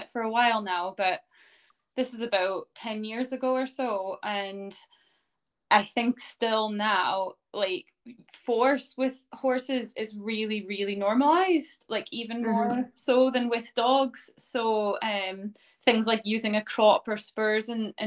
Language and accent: English; Canada; moved away as an adult; now in Scotland, United Kingdom; I am originally from Canada, and I moved to Scotland to start a career in teaching